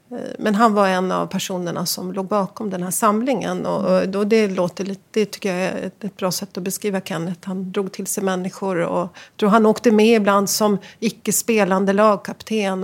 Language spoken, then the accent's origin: Swedish; Västerås, Västmanland, Sweden; moved away as an adult; Jag Växte upp i Västerås Fridens Tennisklubb